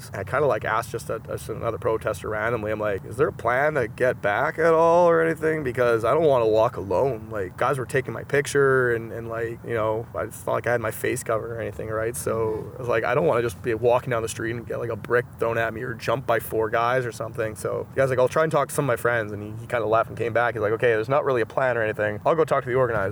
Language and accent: English; Manitoba, Canada; I was from Manitoba